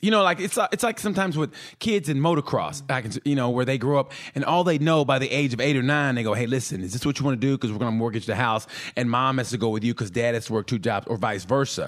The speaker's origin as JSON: {"language": "English", "region": "Oklahoma", "country": "United States", "tie": "born or raised there", "said": "I grew up in Oklahoma"}